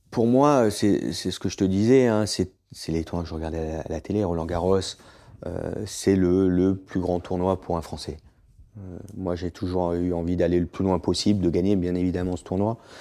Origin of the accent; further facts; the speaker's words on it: Southern Alps, Provence-Alpes-Côte d'Azur, France; also born or lived in Boulouris / Florida; j'ai grandi dans les Alpes du Sud